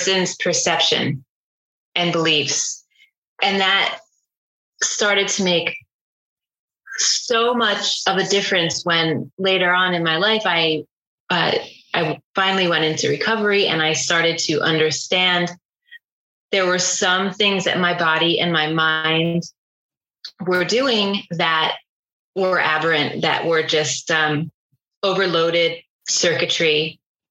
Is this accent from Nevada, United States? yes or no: no; Northern New Jersey, United States; from my natal culture growing up in Northern New Jersey, you know, blue collar culture